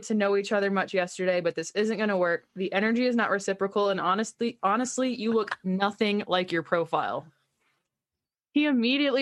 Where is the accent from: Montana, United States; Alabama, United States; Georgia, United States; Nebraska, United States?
Georgia, United States; moved away; I was raised in Georgia